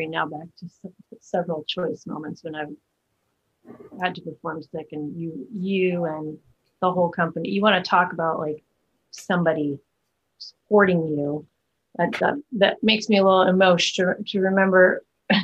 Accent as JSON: {"language": "English", "town": "Chicago", "region": "Illinois", "country": "United States", "tie": "born or raised there", "moved": "yes", "said": "growing up in the Chicago theater community"}